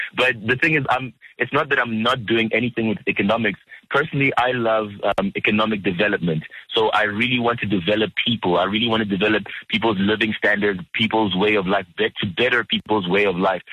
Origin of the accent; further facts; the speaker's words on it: South Africa; also born or lived in Democratic Republic of the Congo; I, I, came here when I was about three years old, around '92